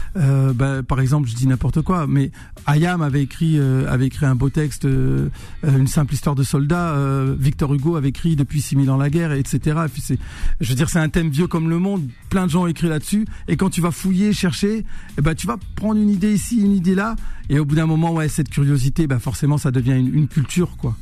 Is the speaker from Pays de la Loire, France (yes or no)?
no; Roubaix, Hauts-de-France, France; moved away; je suis né à Roubaix, dans le Nord, la ville euh, la plus pauvre de France, cité ouvrière, euh, fils d'immigrés algériens